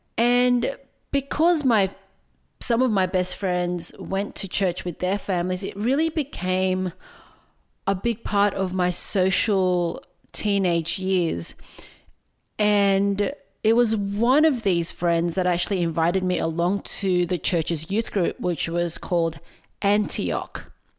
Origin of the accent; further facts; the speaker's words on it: Philippines; Now look, as a Filipino person, religion played a really big part in both my traditions and my identity.